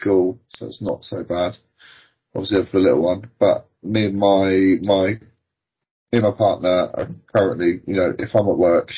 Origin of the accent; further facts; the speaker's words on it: South Coast, South East England, United Kingdom; Born and bred on the South Coast